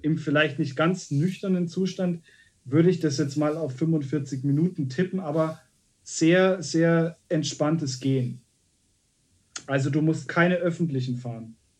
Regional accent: Munich, Bavaria, Germany; ich als, als gebürtiger Münchner

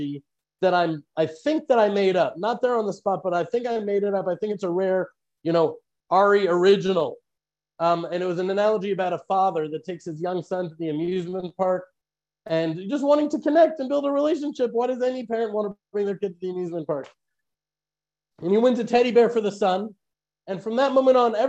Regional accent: United States; now in Israel; I was born in America

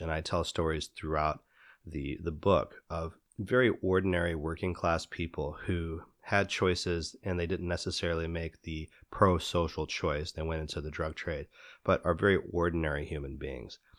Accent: Midwest, United States; moved away; I grew up in the Midwest

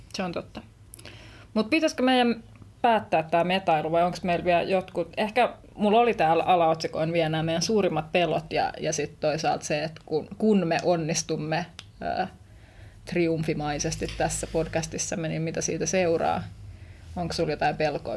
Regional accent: Vantaa, Uusimaa, Finland; oon kasvanut Vantaalla, jos suurta kotiseuturakkautta tunnen kyllä, kyllä Tikkurillaan

